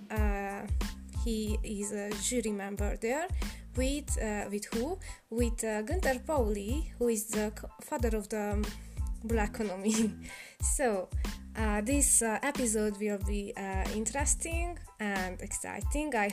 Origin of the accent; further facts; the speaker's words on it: Romania; I'm a Hungarian from Romania